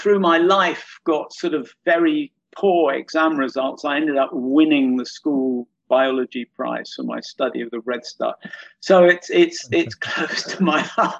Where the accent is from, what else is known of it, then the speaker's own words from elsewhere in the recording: London, United Kingdom; moved away; I used to live in London. I was brought up in London.